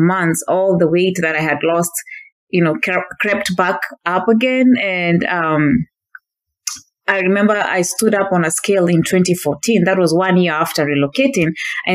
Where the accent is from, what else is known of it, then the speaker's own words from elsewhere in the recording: Kenya; moved away as an adult; now in Northern California, United States; I was born and raised in Kenya until the age of 26 in 2013